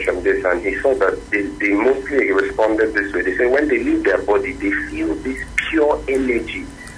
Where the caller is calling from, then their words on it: Ikorodu, Lagos, Nigeria; I'm calling from Ikorodu.